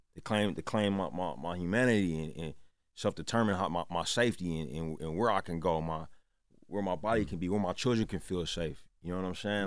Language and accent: English; Oakland, California, United States; also born or lived in Richmond, California; I was born in Oakland. My whole family's from there.